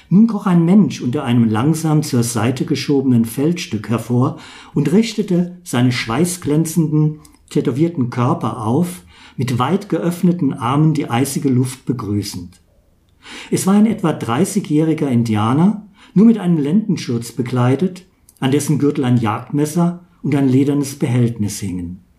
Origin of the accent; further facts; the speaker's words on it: Zweibrücken, Rhineland-Palatinate, Germany; born there; Einmal, ich bin Kurpfälzer, geboren in Zweibrücken.